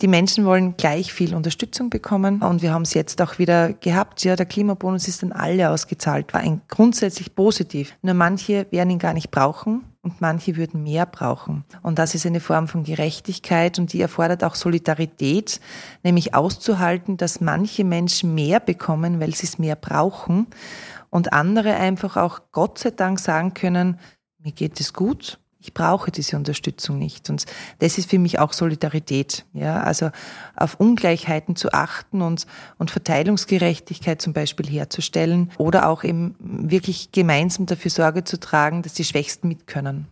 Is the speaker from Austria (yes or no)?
yes; Austria; bei uns in Österreich